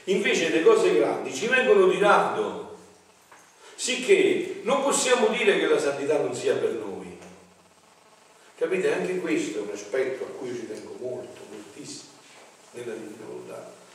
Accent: mountains of Avellino, Campania, Italy; mi ricordo i primi tempi che usciva la televisione nel mio paese un paese di montagna dove era molto tardi la televisione no? sulle brigge di Avellino, sulle montagne

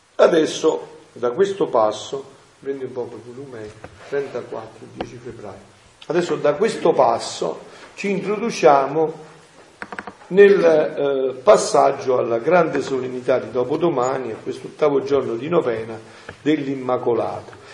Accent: Montefusco, Campania, Italy; nel mio paese, a Montefusco, un paese di montagna

